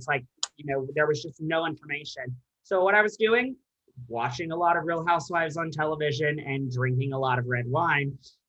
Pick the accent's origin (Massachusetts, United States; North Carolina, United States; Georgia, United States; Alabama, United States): Alabama, United States; now in Nashville, United States; I'm from Alabama